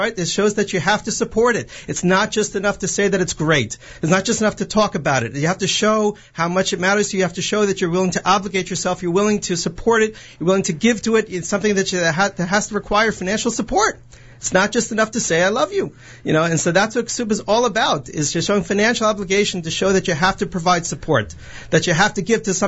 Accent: Livingston, New Jersey, United States; I grew up in Livingston

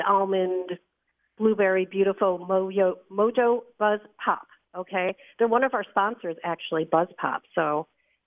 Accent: Long Island, New York, United States; moved away; I come from Long Island. I've moved since

